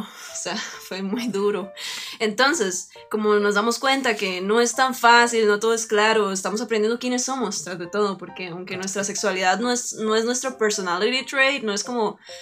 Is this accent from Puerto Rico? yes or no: no; Turrialba, Cartago, Costa Rica; yo nací, bueno, en Turrialba, Costa Rica, pero siempre viví en un lugar muy, muy rural. Yo soy de, originaria ahí de 3X